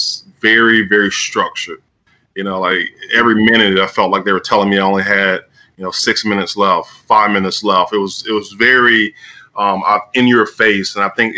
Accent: Tuscaloosa, Alabama, United States; I grew up in Tuscaloosa

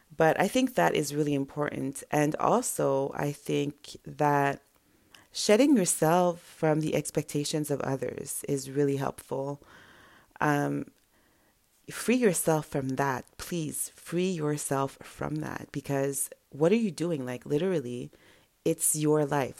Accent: Montreal, Quebec, Canada; first language French; English is a second language; My first language is French or whatever French we speak in Montreal

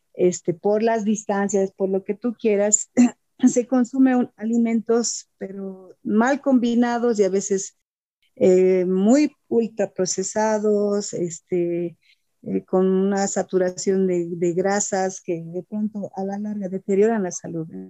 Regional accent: Bolivia

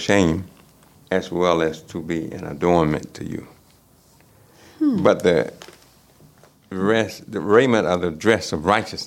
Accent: United States; I'm American, I wear the kufi, the little hat.

